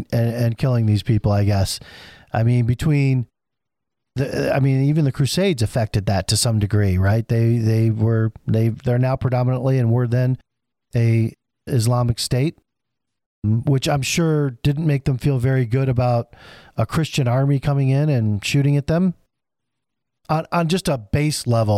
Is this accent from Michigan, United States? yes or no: yes; Flint, Michigan, United States; I'm from Flint.